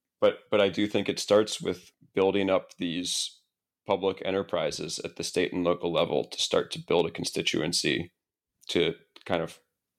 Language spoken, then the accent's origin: English; Columbus, Ohio, United States; I actually, I grew up in Columbus, Ohio.